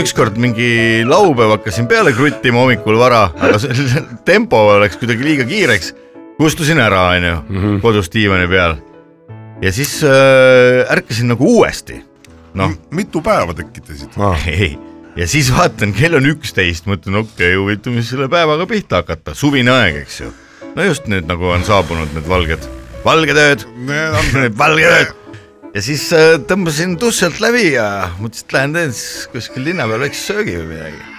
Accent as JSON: {"language": "Estonian", "country": "Estonia", "said": "ma olen nüüd eestlane"}